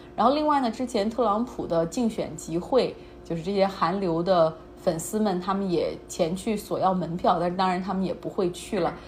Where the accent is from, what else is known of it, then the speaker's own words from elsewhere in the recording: China; 我们中国人